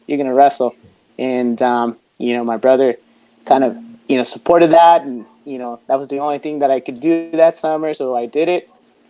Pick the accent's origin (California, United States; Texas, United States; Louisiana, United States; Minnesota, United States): California, United States; Santa Ana; I grew up in Santa Ana. I was the youngest of three boys